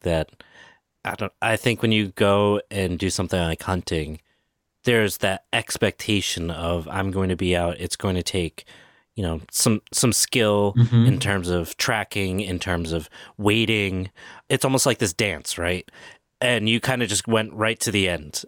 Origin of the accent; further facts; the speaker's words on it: Providence, Rhode Island, United States; I grew up around Providence